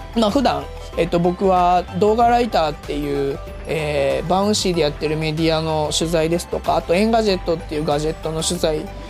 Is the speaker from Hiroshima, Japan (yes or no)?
yes; Hiroshima, Japan; 僕広島出身であのお好み焼きはもうずっとちっちゃい頃から食べ続けてきましたけど